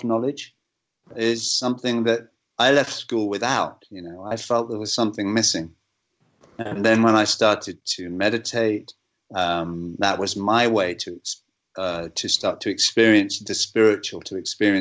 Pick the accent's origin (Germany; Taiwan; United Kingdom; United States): United Kingdom; England; as an Englishman